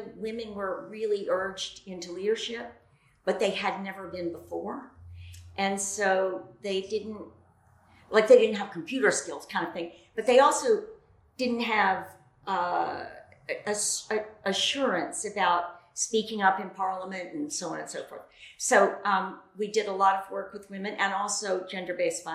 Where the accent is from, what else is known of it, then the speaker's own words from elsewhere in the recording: Lynchburg, Virginia, United States; moved away as an adult; also born or lived in Connecticut / North Carolina; now in Massachusetts, United States; I grew up in Virginia, in Lynchburg, Virginia